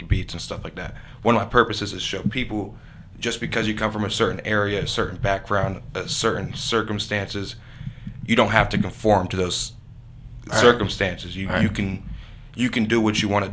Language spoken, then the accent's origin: English; Erie, Pennsylvania, United States; We come from Erie.